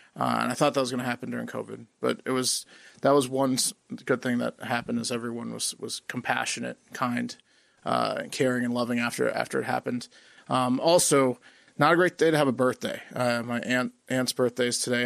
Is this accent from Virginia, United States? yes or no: yes; Virginia, United States; we're from Virginia